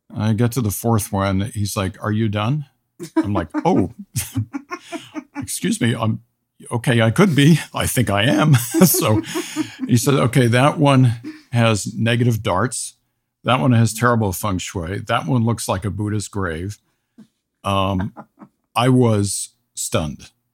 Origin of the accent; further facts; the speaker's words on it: United States; as an American